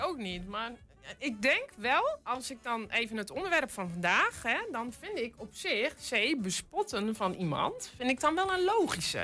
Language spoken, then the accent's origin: Dutch; North Brabant, Netherlands; now in Twente, Netherlands; ik kom officieel uit Brabant, maar ik woonde tegen, net over de, over de rivieren heen. Dus tegen Zuid-Holland aan.